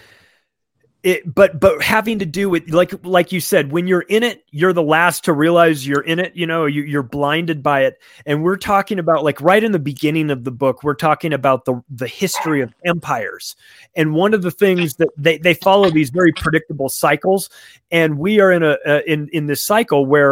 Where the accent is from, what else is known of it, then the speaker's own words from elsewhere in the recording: United States; I'm an American who works in real estate and lives in America